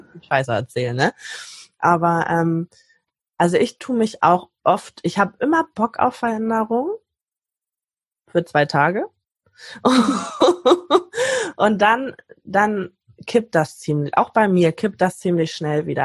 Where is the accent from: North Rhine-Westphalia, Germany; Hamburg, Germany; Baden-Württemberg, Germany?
Hamburg, Germany; ich komme aus Hamburg